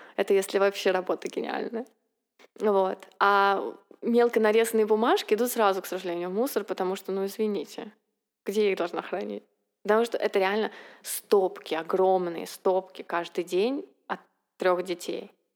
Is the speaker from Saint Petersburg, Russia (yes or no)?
yes; Saint Petersburg, Russia; moved away as an adult; now in United States; мы, как питерская интеллигенция, приехали с чемоданом книг в Америку